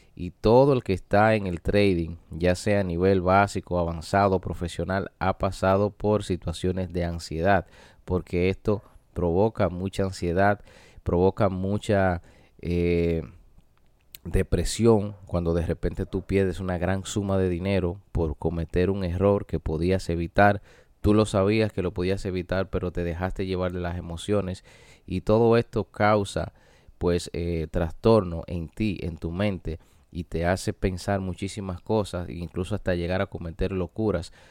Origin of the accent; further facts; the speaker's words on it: Dominican Republic; en mi país, República Dominicana